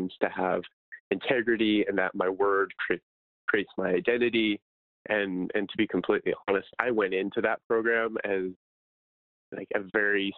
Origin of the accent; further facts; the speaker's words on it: Idaho, United States; moved away; I'm from Idaho originally